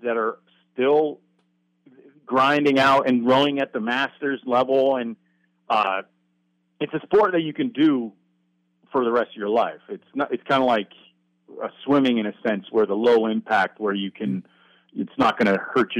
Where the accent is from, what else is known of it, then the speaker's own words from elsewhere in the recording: Vermont, United States; moved away as an adult; now in Oregon, United States; I'm from Vermont.